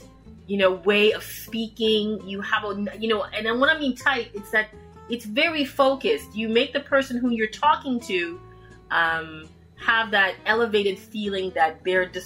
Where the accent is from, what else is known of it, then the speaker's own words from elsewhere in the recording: Toronto, Ontario, Canada; also born or lived in Jamaica; I grew up in Toronto, Canada